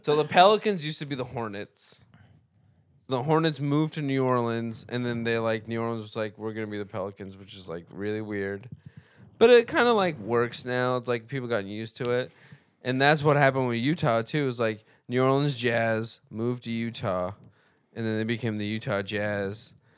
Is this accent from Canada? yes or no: no; Lebanon; moved away; the reason why I was born in Lebanon is because my family was, like, marched out of, um, Armenia